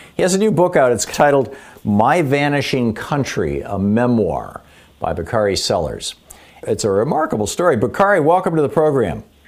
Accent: Michigan, United States; moved away as an adult; also born or lived in Atlanta, Georgia; I grew up in Michigan

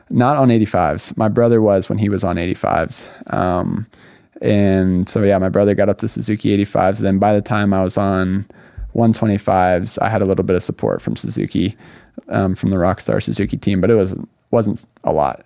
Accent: Northern California, United States; moved away as an adult; also born or lived in Laguna Hills, California; now in Southern California, United States; I grew up in Northern California

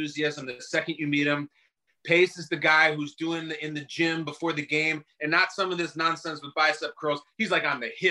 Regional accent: Chicago, Illinois, United States; I grew up in the Chicago area

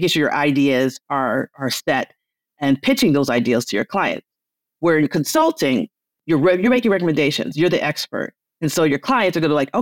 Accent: Detroit, Michigan, United States; I'm from the Motor City.

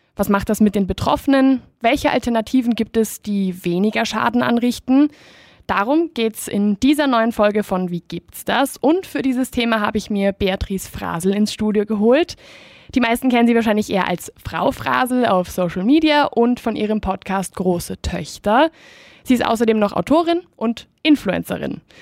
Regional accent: Spain; moved away; ich bin ursprünglich aus Spanien

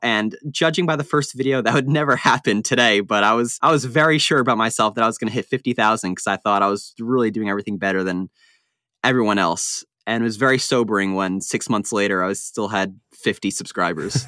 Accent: Long Island, New York, United States; I was born, yeah, I was born and raised there my entire life

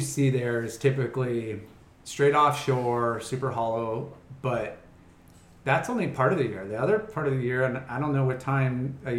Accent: Huntington Beach, California, United States; growing up in Huntington

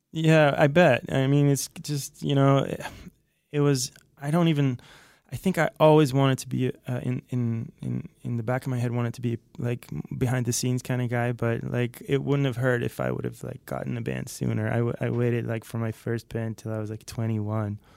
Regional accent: outside Haarlem, North Holland, Netherlands; moved away as an adult; now in Los Angeles, United States; I'm originally from the Netherlands, uh, from this place outside Haarlem, which is close to Amsterdam

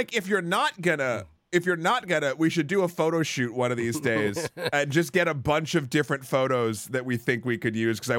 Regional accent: Pakistan; now in United States; growing up in Pakistan, basketball was never really the sport that we kids enjoyed, nor we knew it existed to a certain extent. It was just cricket, and even after immigrating to the U.S.

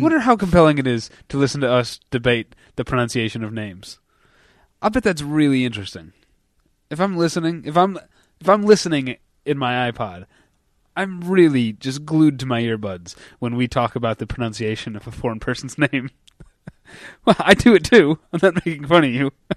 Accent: United States; as an American

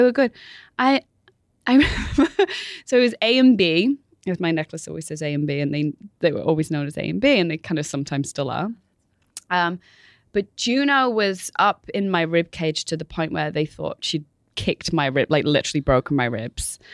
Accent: Manchester, North West England, United Kingdom; moved away as an adult; now in New York, United States; I was born in Manchester, in England

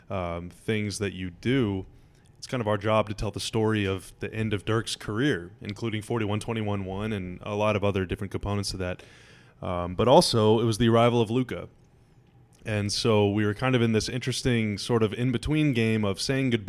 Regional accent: Dallas, Texas, United States; as a fan growing up in Dallas or the DFW area, I guess I should say

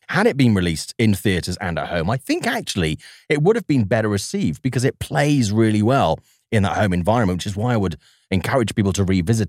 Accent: Swansea, Wales, United Kingdom; accent: Welsh; he made a movie in Swansea, my hometown.

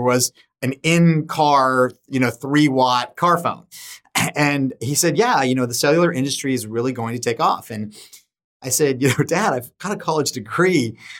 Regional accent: Solana Beach, California, United States; growing up in San Diego is just, was just a fantastic experience

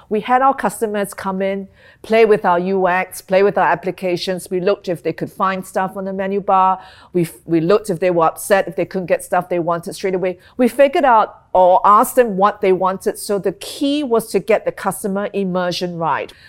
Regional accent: Singapore; moved away as an adult; also born or lived in London / Hong Kong / Tokyo; I'm Singaporean, um, but I've, I've spent a lot of my working life overseas

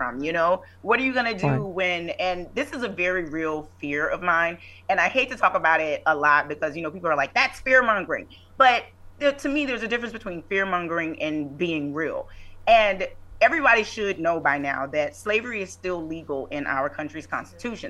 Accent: Louisiana, United States; I'm from Louisiana.

